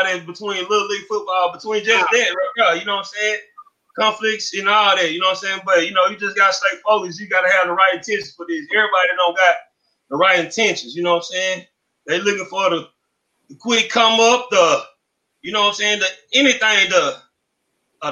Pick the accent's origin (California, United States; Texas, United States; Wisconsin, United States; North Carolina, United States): Texas, United States; Texarkana; I'm born and raised in Texarkana, Texas, the Texas side